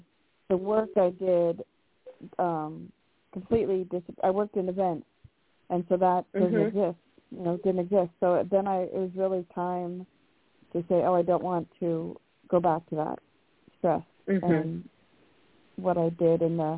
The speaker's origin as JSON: {"language": "English", "town": "Silverdale", "region": "Washington", "country": "United States", "lives_now": "Spokane, United States", "said": "Well, I am from Silverdale, but living on the east side. I live in Spokane."}